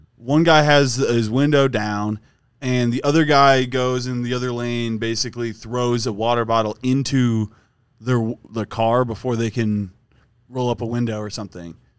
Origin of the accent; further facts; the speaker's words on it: Wisconsin, United States; we're both from Wisconsin